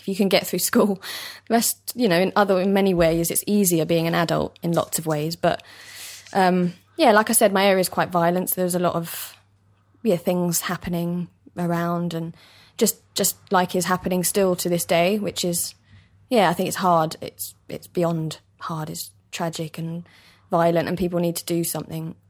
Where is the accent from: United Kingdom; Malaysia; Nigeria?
United Kingdom; London; East London, born and bred